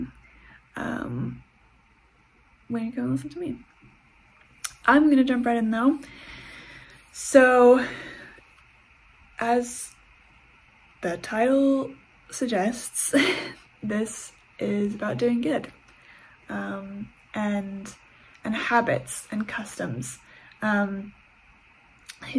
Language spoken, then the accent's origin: English; United States; also born or lived in England; now in Canada; I have grown up, I was born in the States, and I live in Canada.